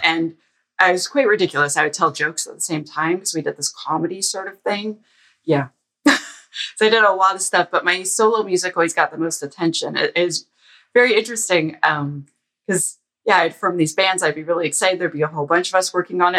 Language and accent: English; Ottawa, Ontario, Canada; I'm from Ottawa